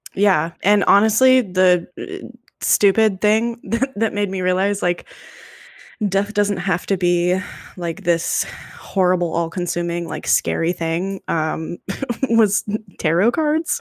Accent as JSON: {"language": "English", "country": "United States", "said": "my limited view as an American, and maybe that's just how I was raised"}